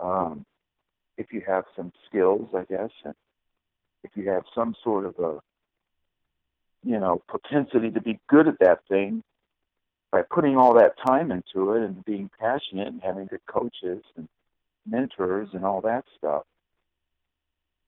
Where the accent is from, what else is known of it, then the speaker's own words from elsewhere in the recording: Cleveland, Ohio, United States; also born or lived in Chardon, Ohio; on December 24th, 1956 in Cleveland, Ohio